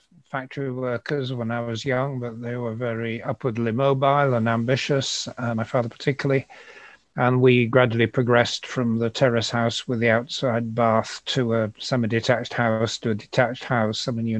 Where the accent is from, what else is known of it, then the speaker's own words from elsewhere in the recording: Yorkshire and the Humber, United Kingdom; accent: Yorkshire; also born or lived in Glasgow / London / Cambridge; Glasgow, London, Cambridge, rather more than I've lived in York, it would be surprising if I'd kept my Yorkshire accent.